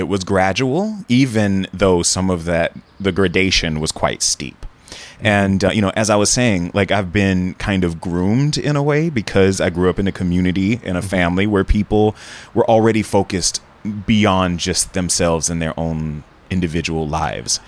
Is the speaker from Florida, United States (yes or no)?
yes; Jacksonville, Florida, United States; moved away; also born or lived in San Francisco Bay Area; My parents were career teachers, high school level in my hometown of Jacksonville, Florida